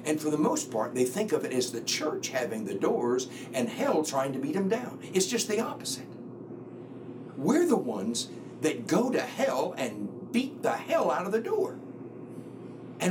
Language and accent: English; the South, United States; I grew up in the Bible Belt. I grew up in the South where everybody went to church.